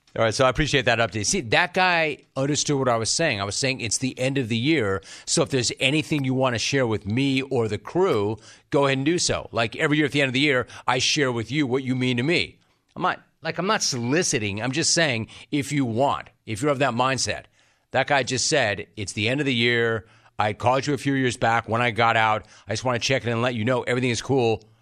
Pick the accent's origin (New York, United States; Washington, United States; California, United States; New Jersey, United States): California, United States; Los Angeles; I'm an L A native.